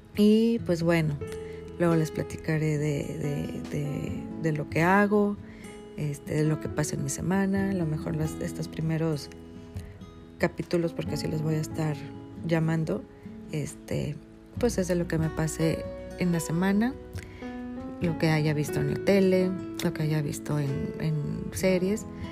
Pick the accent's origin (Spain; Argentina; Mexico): Mexico; Monterrey, Nuevo León; soy regia, soy regia de nacimiento